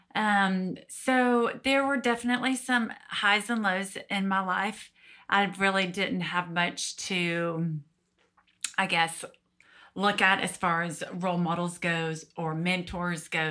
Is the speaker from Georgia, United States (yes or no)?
yes; Georgia, United States; born and raised in Georgia. So lived here my whole life.